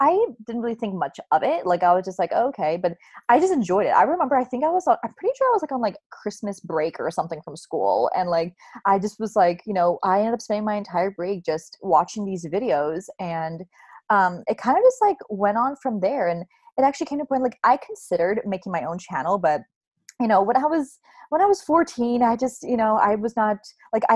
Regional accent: the Bay Area, California, United States; I'm in California, I'm from the Bay Area

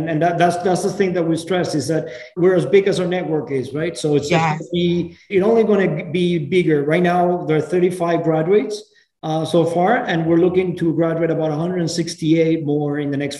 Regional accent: Venezuela; moved away as an adult; now in United States; I'm originally from Venezuela.

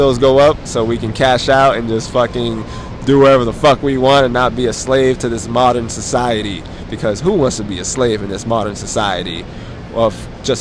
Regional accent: New York, United States; We're from New York. We're bred New York.

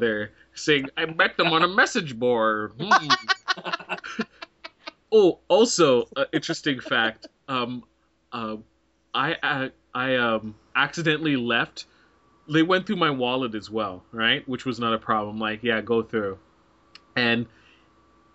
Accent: Canada; we're all from Canada

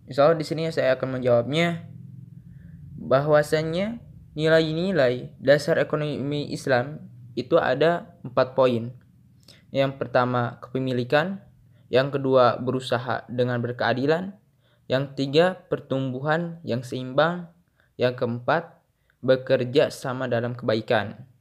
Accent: Garut, West Java, Indonesia; Asal saya dari Garut

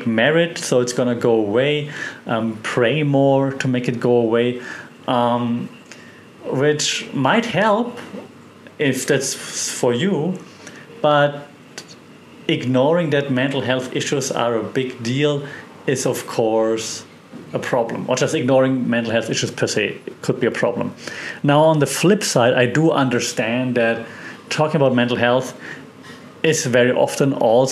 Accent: Germany; moved away as an adult; also born or lived in Europe / Australia; now in Thailand; where I'm from Germany

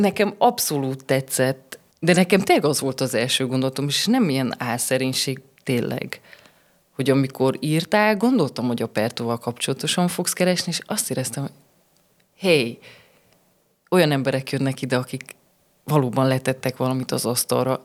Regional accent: Sfântu Gheorghe, Covasna County, Romania; also born or lived in Târgu Mureș; én így születtem, én itt töltöttem a suli évet, ide kerültem vissza

